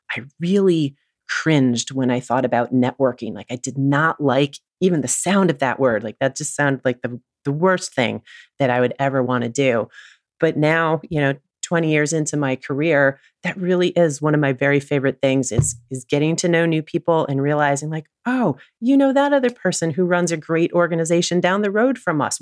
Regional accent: Oneonta, New York, United States; also born or lived in Williston, Vermont; Oneonta, New York, which is my hometown

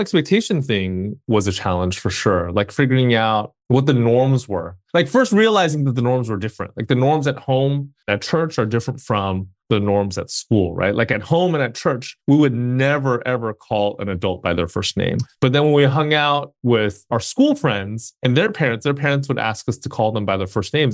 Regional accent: Bay Area, California, United States; also born or lived in Alameda, California / South Bay, California; I was born and raised in the Bay Area.

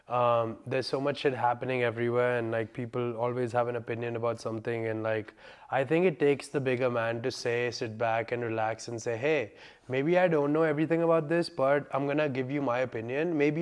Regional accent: India; now in Delhi, India; India. I'm an Indian. I'm 25 years old. I'm an Indian. I live in Delhi.

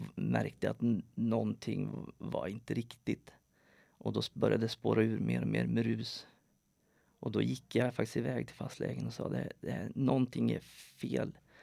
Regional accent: Sweden; moved away as an adult; now in Norway; Jag är född i Sverige, har bott i Norge sedan 2005

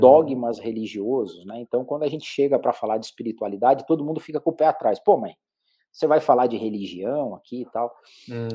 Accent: Curitiba, Paraná, Brazil; eu sou de Curitiba, fiz minha carreira aqui

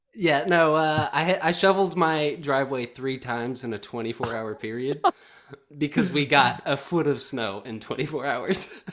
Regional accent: the South, United States; moved away as an adult; I'm a guy from the South

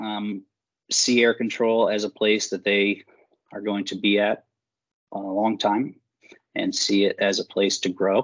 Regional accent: Medina, Ohio, United States; also born or lived in Cincinnati, Ohio; I am from the Northeast Ohio area. I was born and raised over in Medina.

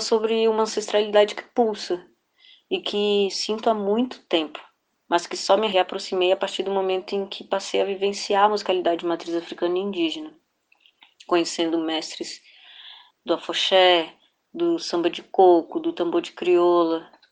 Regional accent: Federal District, Brazil; Eu sou filha de piauienses, nasci e cresci no Distrito Federal

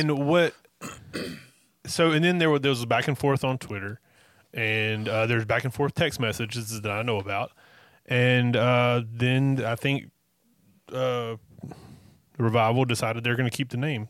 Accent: North Carolina, United States; we are from North Carolina

